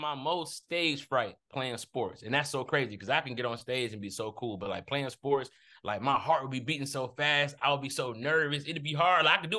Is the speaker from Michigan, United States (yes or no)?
yes; Detroit, Michigan, United States; I'm from Detroit